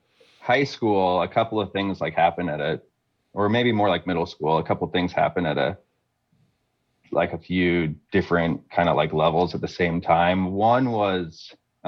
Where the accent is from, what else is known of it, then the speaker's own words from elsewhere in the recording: Fort Lauderdale, Florida, United States; I grew up in Fort Lauderdale, Florida